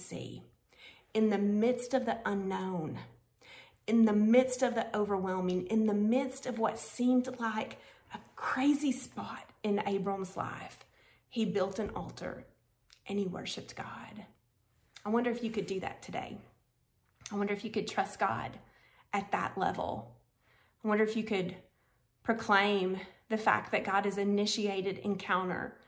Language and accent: English; Conway, Arkansas, United States; here in my hometown of Conway, Arkansas